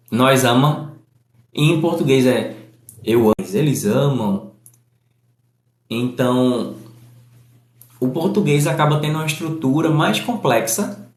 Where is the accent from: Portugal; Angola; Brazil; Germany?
Brazil; Northeast Region; por exemplo, você deve perceber, sou do Nordeste e, e eu estou buscando falar de modo que o meu sotaque não chame mais atenção do que o conteúdo.